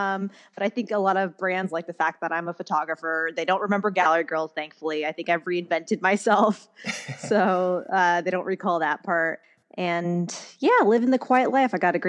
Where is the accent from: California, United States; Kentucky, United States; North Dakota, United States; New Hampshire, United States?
California, United States; Orange County; I grew up obsessed with Real Housewives of Orange County, as I am from Orange County.